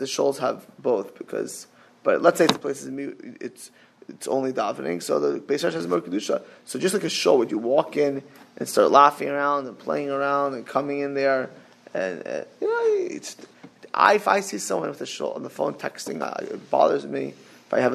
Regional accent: Miami, Florida, United States; I grew up in Miami

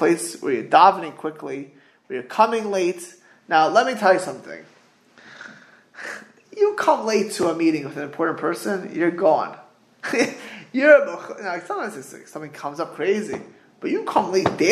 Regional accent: South Florida, United States; moved away; I grew up in South Florida

